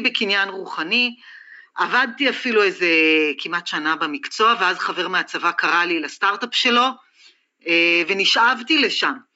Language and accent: Hebrew; Israel; שאני לא אהיה הישראלית היחידה